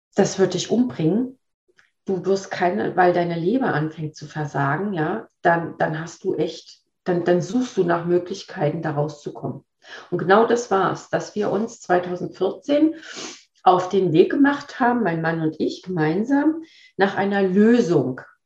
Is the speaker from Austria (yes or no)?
no; Berlin, Germany; also born or lived in Sweden; now in Waldlaubersheim, Germany; Gebürtig aus Berlin, teilweise in Schweden groß geworden und auch dort gelebt